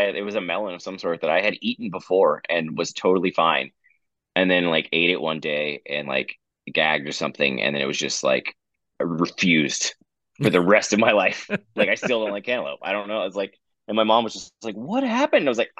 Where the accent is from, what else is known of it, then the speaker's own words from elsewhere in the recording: Houston, Texas, United States; we're from Houston, and it's such a, like, a sort of cultural blending pot